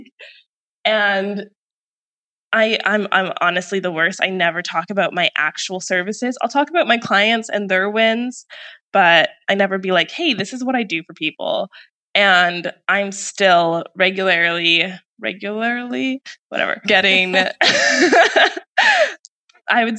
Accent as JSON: {"language": "English", "country": "Canada", "moved": "as an adult", "lives_now": "Puerto Escondido, Mexico", "said": "I'm originally from Canada"}